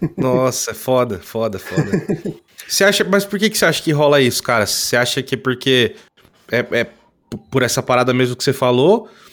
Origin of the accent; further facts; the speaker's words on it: interior of São Paulo, Brazil; eu sou do interior de São Paulo